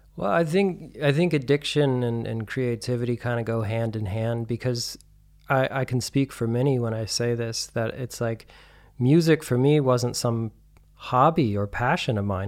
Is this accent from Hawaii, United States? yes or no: no; Santa Fe, New Mexico, United States; moved away as an adult; also born or lived in Albuquerque, New Mexico / New York; now in Berlin, Germany; I'm originally from New Mexico. Um, I was born in Albuquerque and raised in Santa Fe mostly.